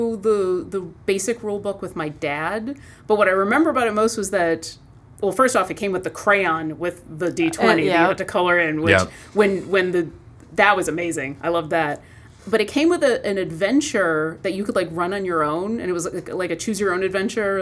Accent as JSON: {"language": "English", "town": "Buffalo", "region": "New York", "country": "United States", "tie": "born or raised there", "also_born_or_lived": "Ithaca, New York", "said": "I grew up in Buffalo"}